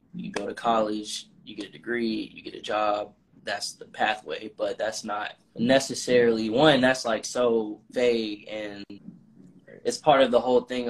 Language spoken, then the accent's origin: English; Atlanta, Georgia, United States; also born or lived in Massachusetts; when I first moved back to Atlanta, because I'm from Atlanta, but I went to college up north in Massachusetts